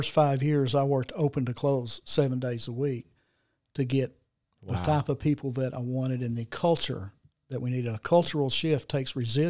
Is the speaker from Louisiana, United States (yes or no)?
no; Jonesboro, Arkansas, United States; I was always been in Jonesboro. I was born and raised in Jonesboro.